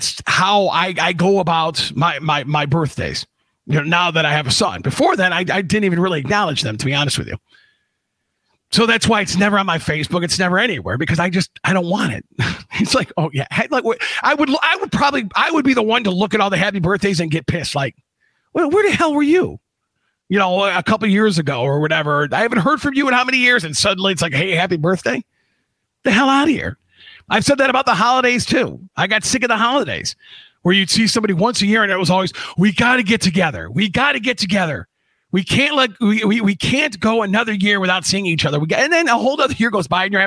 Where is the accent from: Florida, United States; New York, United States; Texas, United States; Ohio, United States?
Ohio, United States; Cleveland; my hometown football team, the Cleveland Browns